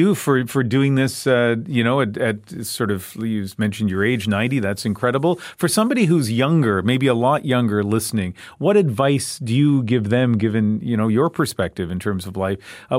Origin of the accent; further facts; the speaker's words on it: East Coast, Canada; now in Vancouver, Canada; I've lived in Vancouver for a long time. I grew up on the East Coast, and I live in Vancouver now.